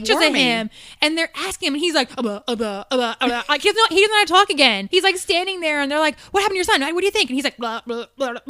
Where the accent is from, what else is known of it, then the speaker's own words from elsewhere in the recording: New York, United States; moved away; Okay, I'm from New York originally.